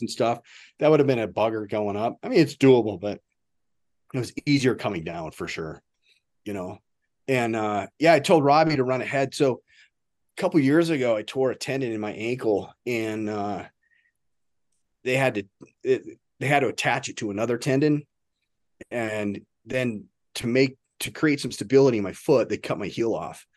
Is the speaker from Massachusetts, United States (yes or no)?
no; Nebraska, United States; I was from Nebraska.